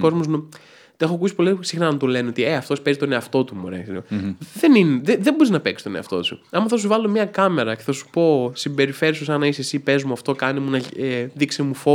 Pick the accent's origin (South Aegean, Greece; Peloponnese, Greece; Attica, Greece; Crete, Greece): Attica, Greece; Athens; ναι, έχω καταγωγή από τα Γραβενά βέβαια.